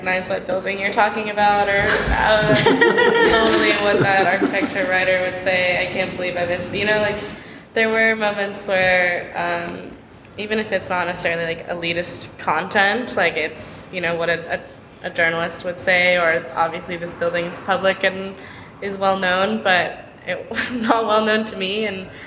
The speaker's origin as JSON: {"language": "English", "town": "San Francisco", "region": "California", "country": "United States", "moved": "yes", "lives_now": "Los Angeles, United States", "said": "I am from San Francisco. I've been living in LA for a few years now."}